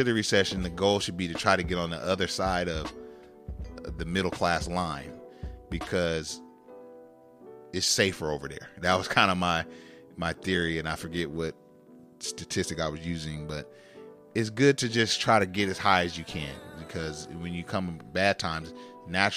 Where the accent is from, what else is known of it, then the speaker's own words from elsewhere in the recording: Sacramento, California, United States; we're from Northern California. We're from Sacramento.